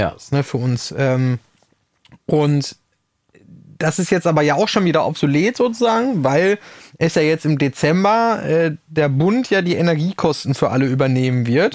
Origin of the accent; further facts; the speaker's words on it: Rüthen, North Rhine-Westphalia, Germany; ich komme aus dem Sauerland